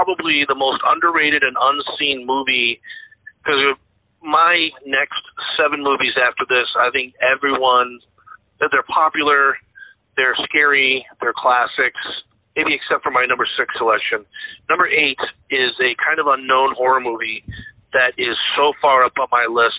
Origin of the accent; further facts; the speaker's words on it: Sturbridge, Massachusetts, United States; My hometown, where I grew up in Sturbridge, Massachusetts